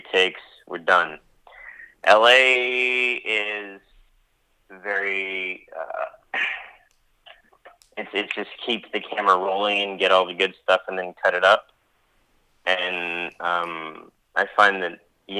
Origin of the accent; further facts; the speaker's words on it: Pittsburgh, Pennsylvania, United States; moved away; my hometown of Pittsburgh, Pennsylvania. That's my hometown